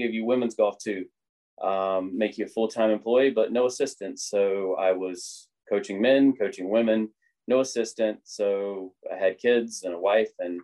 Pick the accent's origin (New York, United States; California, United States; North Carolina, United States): North Carolina, United States; moved away as an adult; now in Virginia, United States; I'm from North Carolina